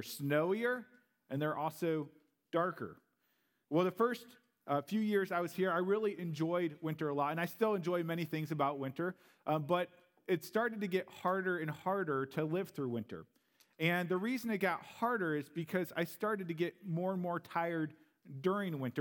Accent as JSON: {"language": "English", "region": "Missouri", "country": "United States", "also_born_or_lived": "St. Louis", "moved": "as an adult", "lives_now": "Green Bay, United States", "said": "I am a Southern Belle. I'm from Missouri, or Misery"}